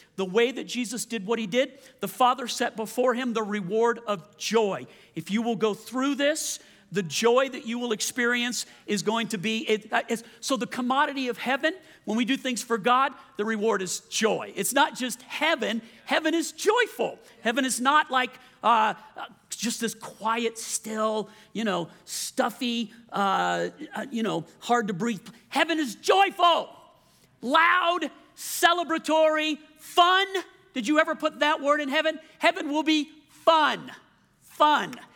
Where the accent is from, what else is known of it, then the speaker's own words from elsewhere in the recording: Louisiana, United States; moved away; also born or lived in Colorado; I'm from Louisiana, so I was used to the culture